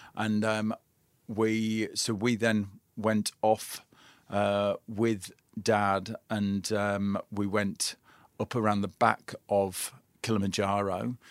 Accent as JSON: {"language": "English", "area": "Lake District", "region": "North West England", "country": "United Kingdom", "tie": "born or raised there", "said": "I was raised in the Lake District"}